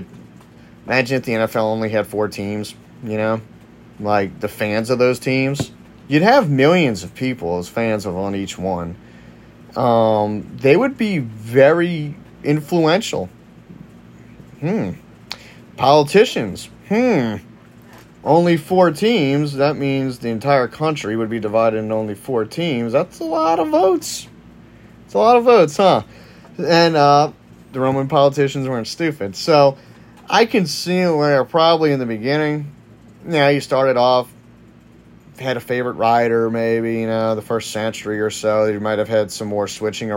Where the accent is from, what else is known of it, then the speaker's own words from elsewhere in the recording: Louisiana, United States; I'm from Louisiana